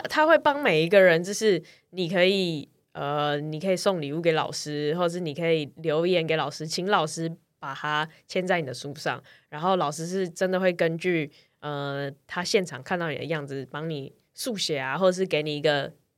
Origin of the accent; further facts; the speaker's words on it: Taiwan; 我们从台湾来